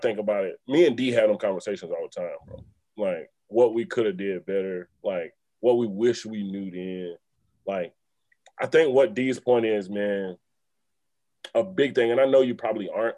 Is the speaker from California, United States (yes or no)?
no; South Carolina, United States; I grew up in South Carolina